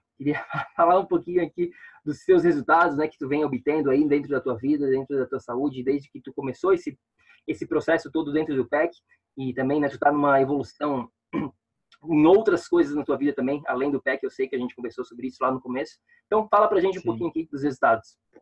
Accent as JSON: {"language": "Portuguese", "town": "Florianópolis", "region": "Santa Catarina", "country": "Brazil", "moved": "as an adult", "lives_now": "New York, United States", "said": "eu sou de Florianópolis"}